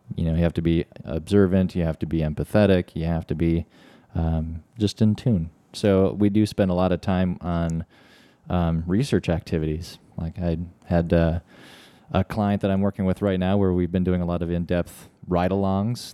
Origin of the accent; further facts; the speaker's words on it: Midwest, United States; we're from the Midwest